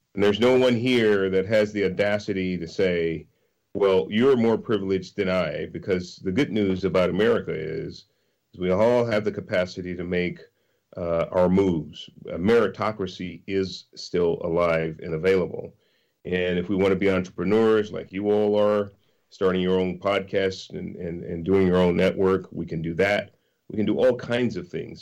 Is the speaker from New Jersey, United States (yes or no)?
no; San Francisco, California, United States; I was born in San Francisco. I was born in abject poverty, Hunters Point projects first seven years or so of my life, and um, and then moved to uh, lower middle class neighborhood